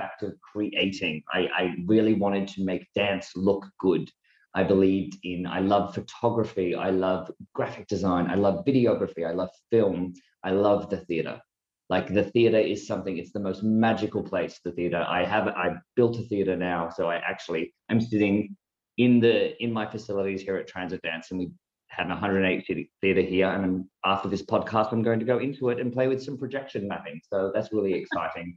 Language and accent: English; small country town in Victoria, Australia; born or raised there